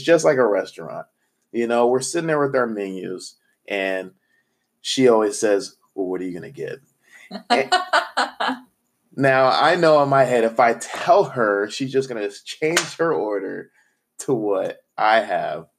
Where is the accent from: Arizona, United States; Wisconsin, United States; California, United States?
Arizona, United States; Phoenix; moved away as an adult; also born or lived in Missouri; I'm from Phoenix, Arizona played sports through high school